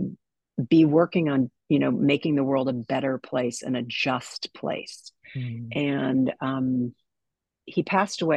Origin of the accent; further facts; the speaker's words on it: a suburb of Minneapolis, Minnesota, United States; moved away; I was raised in a suburb of Minneapolis